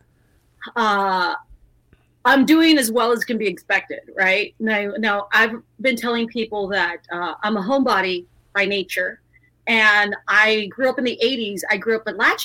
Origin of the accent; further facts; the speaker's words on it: South Texas, United States; I grew up in South Texas